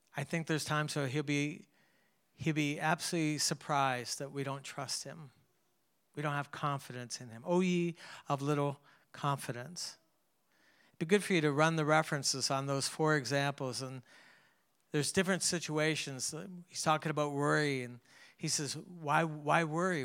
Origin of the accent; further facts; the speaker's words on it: Canada; I grew up in Canada